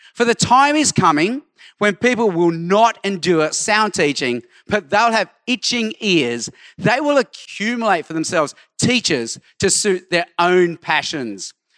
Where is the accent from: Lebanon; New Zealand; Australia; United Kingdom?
Australia; Sydney, New South Wales; also born or lived in Hong Kong; I was born in Hong Kong, but grew up in Australia